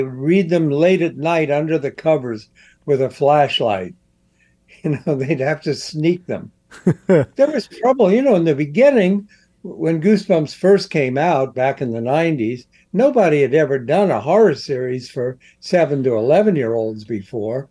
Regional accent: Columbus, Ohio, United States; I was a kid in the 50s, and I grew up in Columbus, Ohio

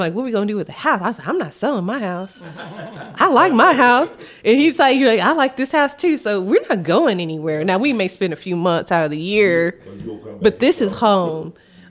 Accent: Kansas City, United States; now in Northwest Arkansas, United States; I still tell people I'm from Kansas City.

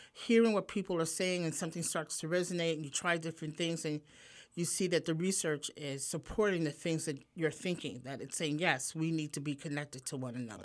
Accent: New York City, New York, United States; born or raised there; moved away as an adult; also born or lived in Manhattan; now in Pennsylvania, United States

